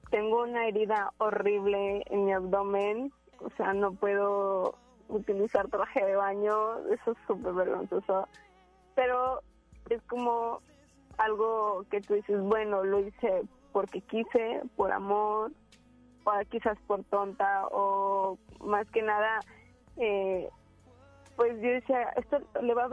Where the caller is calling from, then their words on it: Monterrey, Nuevo León, Mexico; De Monterrey.